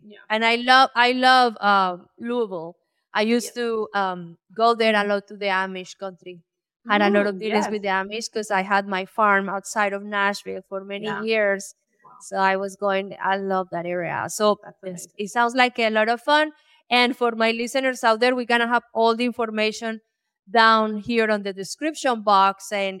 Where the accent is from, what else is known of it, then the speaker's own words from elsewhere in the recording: Colombia; I grew up in Colombia. My father was a co-founder of the farmers co-ops for the coffee industry.